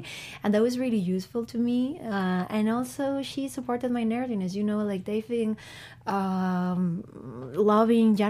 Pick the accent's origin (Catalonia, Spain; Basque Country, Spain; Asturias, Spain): Basque Country, Spain; Bilbao; I'm from Bilbao, which is a small town in the north of Spain.